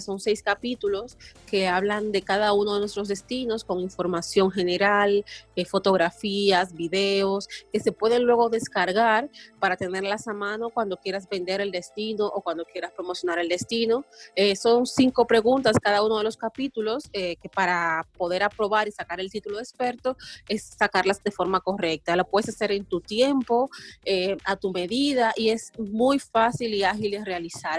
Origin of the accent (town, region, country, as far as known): Dominican Republic